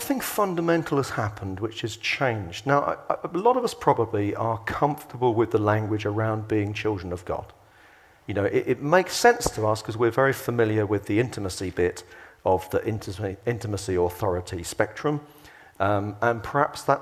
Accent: England, United Kingdom; we're English

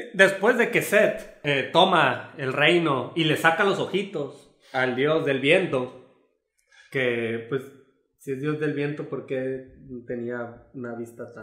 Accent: Mexico; como mexicanos estamos

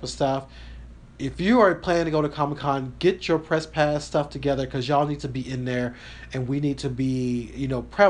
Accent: the South, United States; I am from the South.

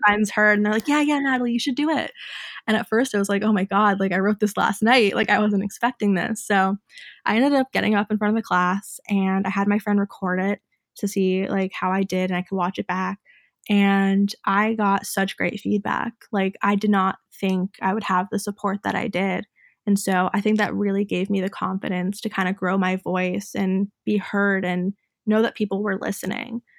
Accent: Fairfield, Connecticut, United States; I grew up in Fairfield, Connecticut

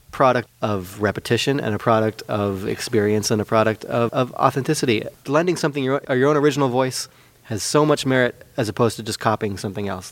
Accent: Petaluma, California, United States; moved away as an adult; now in Santa Rosa, United States; growing up in Petaluma, I feel very fortunate to have grown up in Petaluma

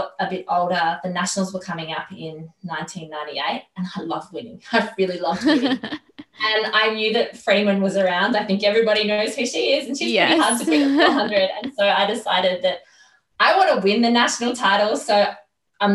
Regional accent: Australia; I love being Australian

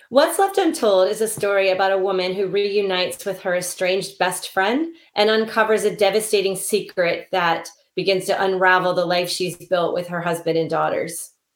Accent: Silver Spring, Maryland, United States; also born or lived in Ohio / Kentucky; it is set in Maryland, which is my home state. I was actually born in Silver Spring.

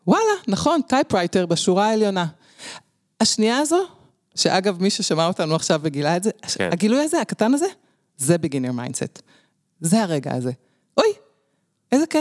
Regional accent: Jerusalem, Jerusalem District, Israel; אני נולדתי בירושלים, דור עשירי, משפחה שורשית

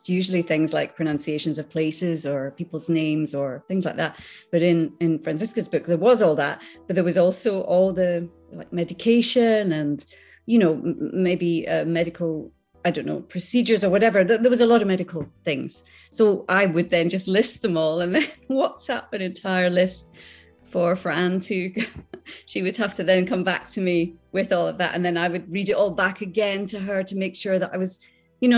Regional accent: Islay, Scotland, United Kingdom; accent: Scottish; moved away; also born or lived in Skegness, Lincolnshire; I was brought up on Isla, and I went to a little tiny primary school.

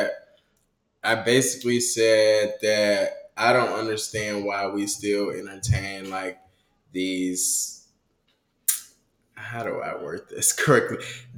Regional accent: United States; I'm American

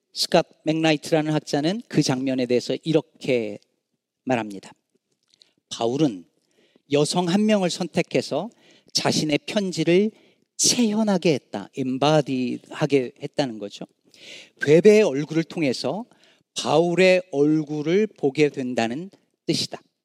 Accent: South Korea; now in Chicago, United States; 우리 한국 남자들

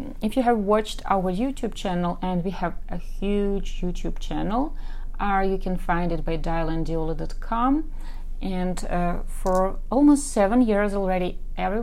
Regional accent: Ukraine; accent: Eastern European; English is a second language; I'm actually from Ukraine

